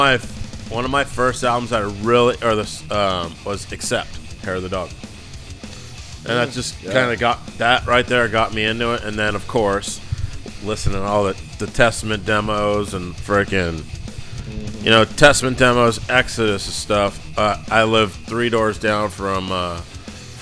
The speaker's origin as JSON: {"language": "English", "town": "Dublin", "region": "California", "country": "United States", "tie": "born or raised there", "also_born_or_lived": "Long Island, New York, United States", "said": "I was born in Long Island, New York, and I moved out here when I was 10. I moved out to California to Dublin. I was 9 years old."}